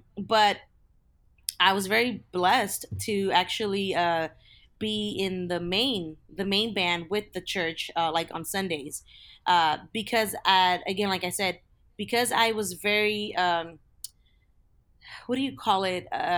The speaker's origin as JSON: {"language": "English", "region": "California", "country": "United States", "tie": "born or raised there", "said": "I am born and raised in Southern California. And growing up, I from a very young age, I remember going to church with my parents."}